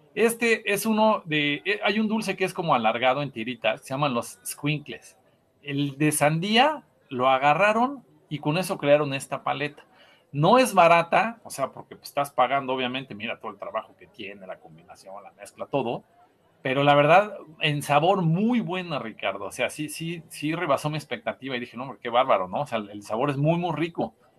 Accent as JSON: {"language": "Spanish", "country": "Mexico", "said": "nuestro sello como mexicanos"}